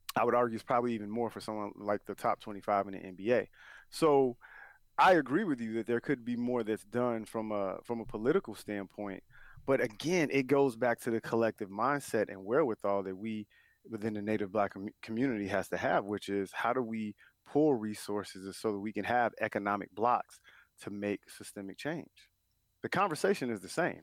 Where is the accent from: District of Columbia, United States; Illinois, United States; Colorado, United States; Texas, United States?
Illinois, United States; Chicago; I'm from Chicago